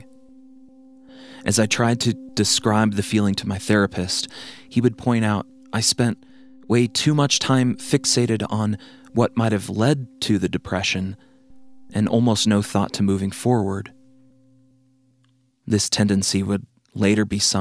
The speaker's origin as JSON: {"language": "English", "region": "Montana", "country": "United States", "tie": "born or raised there", "moved": "yes", "lives_now": "Colorado, United States", "said": "Growing up in Montana, fishing trips were a constant"}